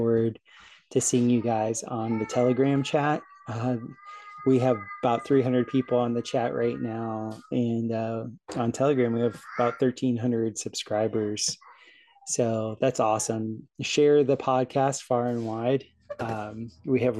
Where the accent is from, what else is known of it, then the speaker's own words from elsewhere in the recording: South Florida, United States; growing up in South Florida